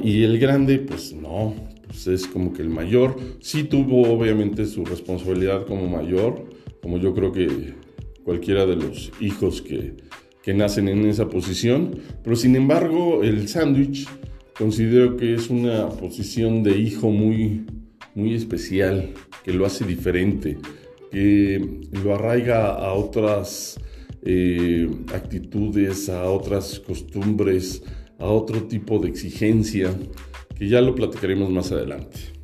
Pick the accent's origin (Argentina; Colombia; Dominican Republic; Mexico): Mexico; Mexico City; also born or lived in Toluca; Nací en la Ciudad de México y vivo en la Ciudad de México.